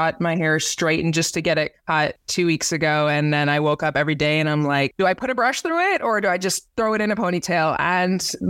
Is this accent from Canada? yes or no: yes; Canada; now in Indianapolis, United States; This is where I kind of like made home base being from Canada.